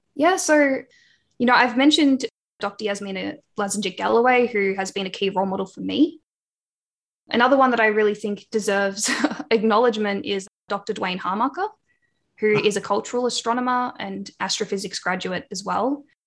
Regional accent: Wangaratta, Victoria, Australia; now in Melbourne, Australia; I grew up on Pangarang land, so in the town Wangaratta in northeast Victoria.

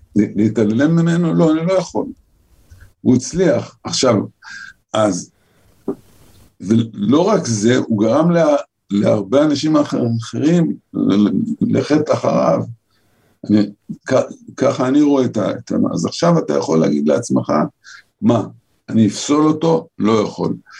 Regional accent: Holon, Tel Aviv District, Israel; אני גדלתי בחולון של שנת ה, שנות ה-50 וה-60

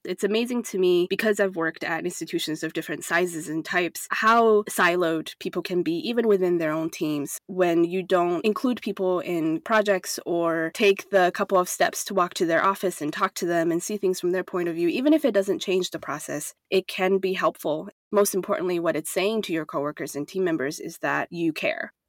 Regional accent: Taiwan; now in United States; I grew up in Taiwan where higher education is essentially fully accessible to people

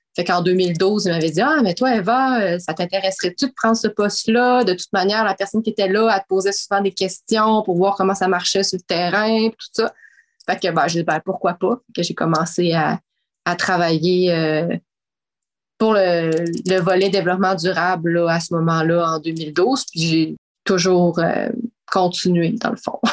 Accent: Quebec City, Quebec, Canada; moi, j'ai grandi à Québec

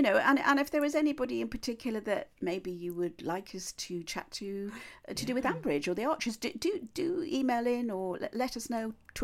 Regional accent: Cheshire, North West England, United Kingdom; moved away; I'm a Cheshire gal. I come from Cheshire

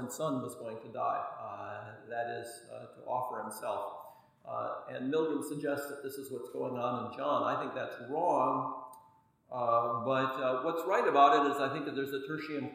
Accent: United States; I'm an American

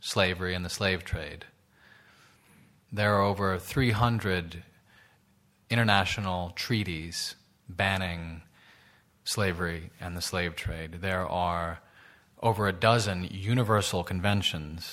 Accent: New York, United States; my hometown of New York

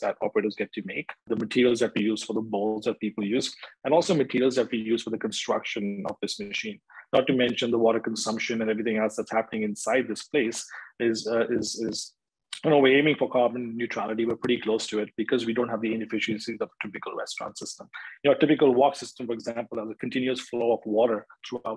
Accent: India; moved away as an adult; also born or lived in Canada / United States / Europe; I was born and raised in India, and I finished my university in Canada

